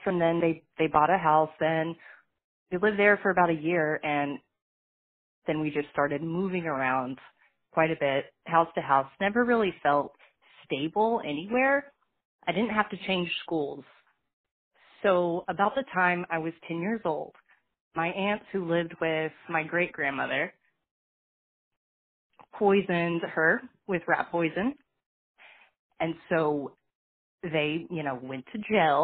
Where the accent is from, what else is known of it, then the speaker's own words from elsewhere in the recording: Fort Smith, Arkansas, United States; I was born in Fort Smith, Arkansas, to my mother, who was 15 years old